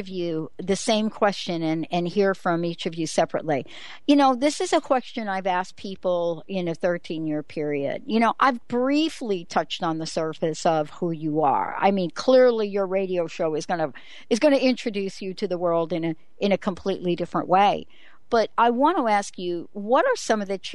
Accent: New York, United States; moved away as an adult; I grew up in New York. I lived on the fire escape for most of my young adult

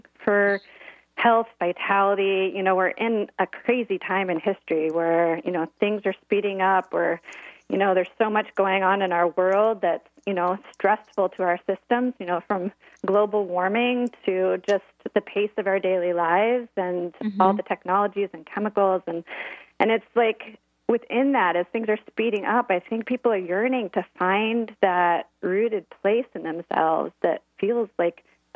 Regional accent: Midwest, United States; moved away; also born or lived in Oregon; I grew up in the Midwest

